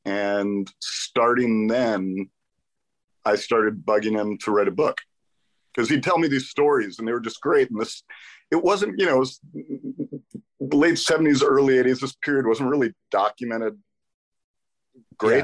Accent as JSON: {"language": "English", "area": "the Valley", "region": "California", "country": "United States", "tie": "born or raised there", "said": "I grew up in the Valley."}